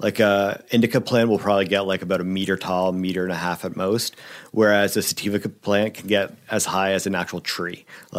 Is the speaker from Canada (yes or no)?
yes; Ontario, Canada; it came from a place I grew up out in Ontario